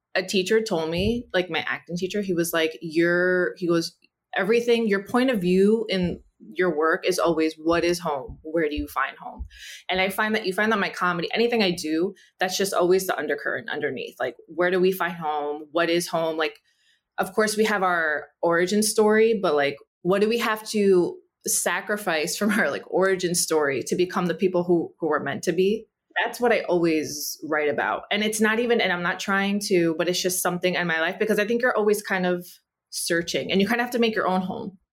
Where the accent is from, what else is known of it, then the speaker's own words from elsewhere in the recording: New Jersey, United States; first language Spanish; English is a second language; my parents moved me to, like, an upper middle class, uh, Caucasian Jewish neighborhood in Central Jersey